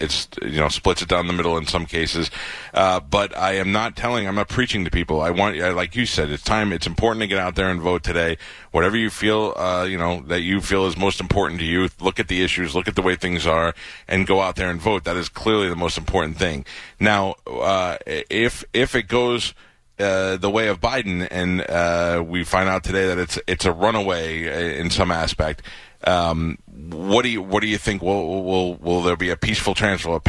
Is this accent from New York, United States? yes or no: yes; New York City, New York, United States; moved away; I grew up there in New York